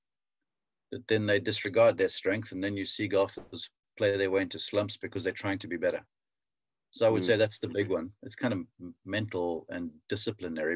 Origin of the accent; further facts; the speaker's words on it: South Africa; as a young kid growing up in South Africa